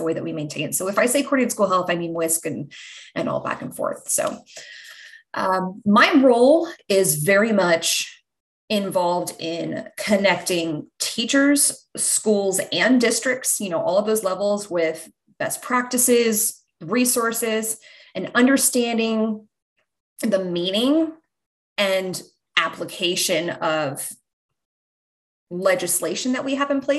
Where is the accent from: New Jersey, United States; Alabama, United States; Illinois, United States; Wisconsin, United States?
New Jersey, United States; also born or lived in Pennsylvania; now in Tennessee, United States; I'm originally from New Jersey